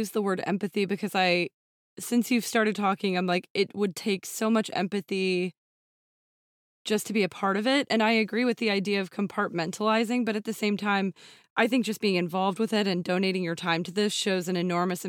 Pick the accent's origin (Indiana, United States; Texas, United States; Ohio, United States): Texas, United States; and we're both from Texas.